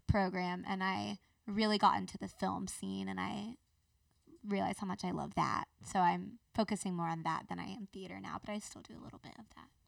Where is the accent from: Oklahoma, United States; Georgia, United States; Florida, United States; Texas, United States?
Georgia, United States; Marietta; also born or lived in Athens, Georgia; I was born in Athens, Georgia